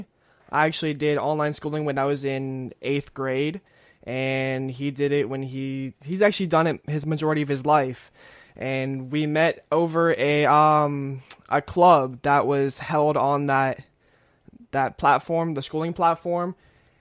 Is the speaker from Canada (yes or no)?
no; Florida, United States; also born or lived in California; my entire life, I've grown up in Florida, and I'm originally from California